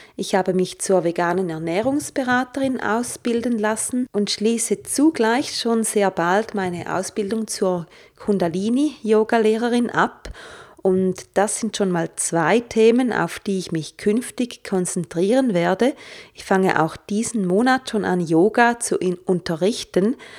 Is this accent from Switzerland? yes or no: yes; St. Gallen, Switzerland; moved away; St. Gallen auch meine alte Heimatstadt ist